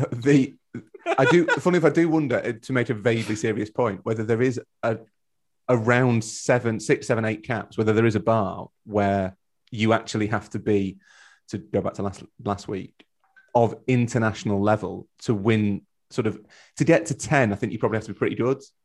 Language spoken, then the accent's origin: English; Yorkshire and the Humber, United Kingdom; We're both from Yorkshire